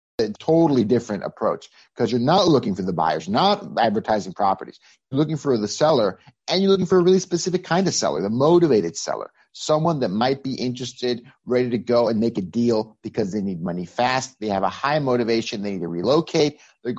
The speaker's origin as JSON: {"language": "English", "country": "Mexico", "tie": "born or raised there", "moved": "as an adult", "lives_now": "United States", "said": "I'm originally from Mexico. I came to the U.S. in 2004, full-time to live. I got recruited out of Mexico by Microsoft."}